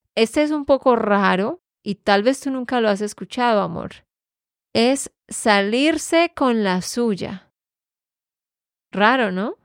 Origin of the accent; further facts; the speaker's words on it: Santander, Colombia; de Santander, Colombia